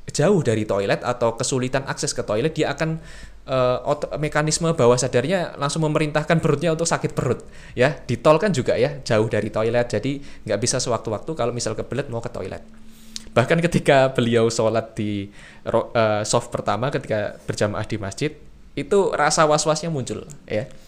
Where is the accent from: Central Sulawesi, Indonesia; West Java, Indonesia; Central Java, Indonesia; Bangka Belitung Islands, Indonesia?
Central Java, Indonesia; Semarang; saya orang Semarang, tentu saja cara berperilaku saya, berpikir mungkin ya, berkebudayaan saya akan berbeda dengan orang Jakarta atau orang Surabaya.